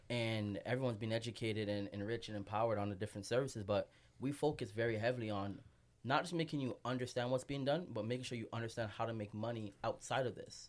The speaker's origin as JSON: {"language": "English", "town": "Toronto", "region": "Ontario", "country": "Canada", "tie": "born or raised there", "also_born_or_lived": "Vancouver", "moved": "as an adult", "lives_now": "Montreal, Canada", "said": "born and raised in Toronto. Just moved to M T L last night"}